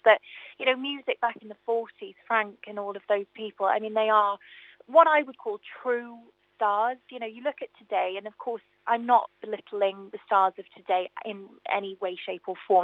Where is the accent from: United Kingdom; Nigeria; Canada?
United Kingdom; Newport, Wales; my hometown theatre I've never actually sang